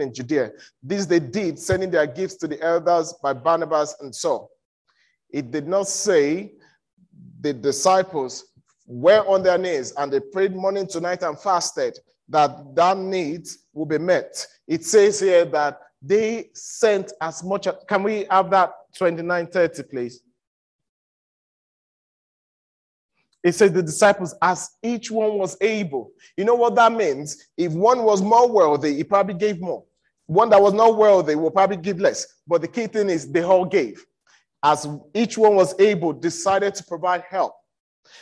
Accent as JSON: {"language": "English", "country": "Nigeria", "said": "I'm from Nigeria. I'm a Yoruba boy"}